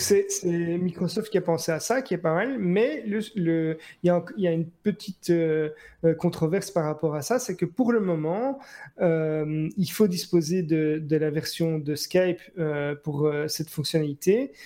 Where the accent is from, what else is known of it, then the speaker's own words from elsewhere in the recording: Belgium; ce qu'on a nous en, Belgique